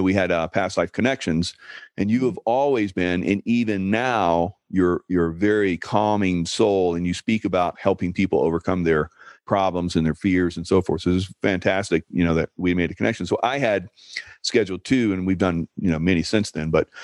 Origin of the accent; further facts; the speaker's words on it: Columbia, South Carolina, United States; as a kid, I grew up in Columbia and came to Charleston a lot